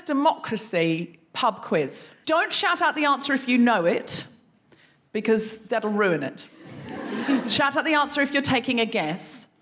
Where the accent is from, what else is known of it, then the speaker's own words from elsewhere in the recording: Australia; I'm Australian